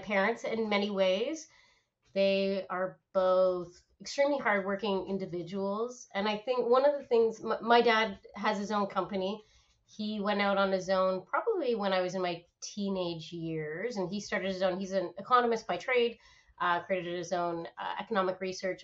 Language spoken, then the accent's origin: English; Oakville, Ontario, Canada; also born or lived in Ottawa; I grew up in Canada, so born and raised in Canada, born in Ottawa, grew up in Oakville